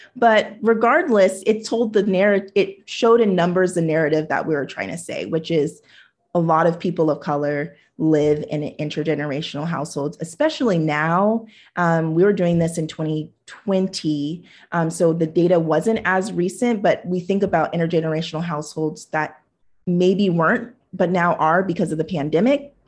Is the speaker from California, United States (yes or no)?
yes; Huntington Beach, California, United States; also born or lived in Hawaii; the Japanese neighbors that I grew up with in Huntington Beach